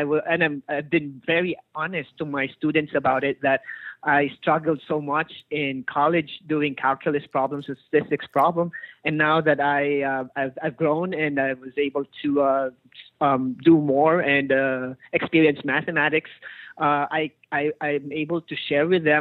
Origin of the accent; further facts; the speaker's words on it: Philippines; I'm from the Philippines. I got my education in the Philippines